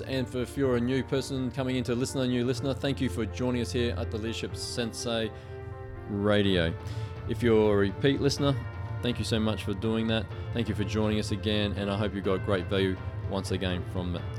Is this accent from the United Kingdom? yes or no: no; Queensland, Australia; moved away; I'm from Queensland.